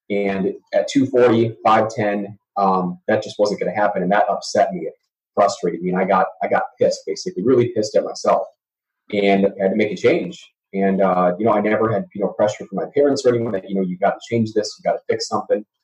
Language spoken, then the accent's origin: English; Oregon, Wisconsin, United States; moved away; So Madison, Wisconsin, um, actually um, a suburb just outside of Madison, Wisconsin, Oregon, Wisconsin, town of about well now nine thousand people. Um, that's home for me. So born and bred uh, cheesehead